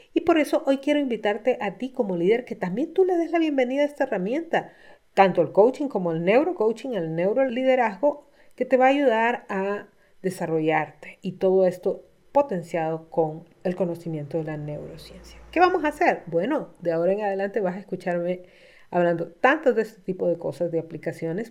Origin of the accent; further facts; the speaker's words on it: Honduras; estaba comenzando mi práctica profesional como coach en Honduras. En mi país